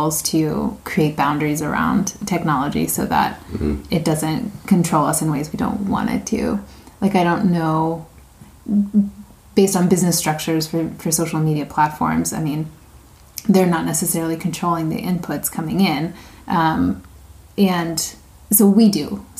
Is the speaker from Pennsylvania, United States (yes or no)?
yes; Wayne, Pennsylvania, United States; I grew up outside of Philadelphia in a town called Wayne, Pennsylvania